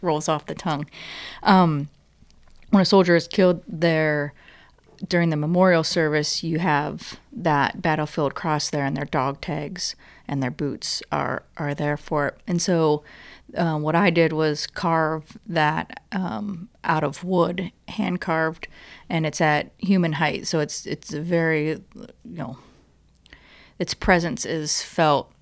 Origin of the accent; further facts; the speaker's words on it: Ohio, United States; moved away as an adult; now in Richmond, United States; I grew up in Ohio